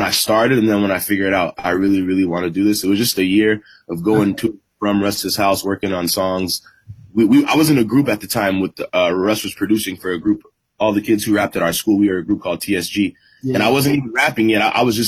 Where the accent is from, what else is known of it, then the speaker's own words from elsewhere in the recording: Atlanta, Georgia, United States; also born or lived in Los Angeles, United States / Nigeria (ancestry); I'm a Nigerian kid. I was born in L.A., grew up in Atlanta for, like, the last 20 years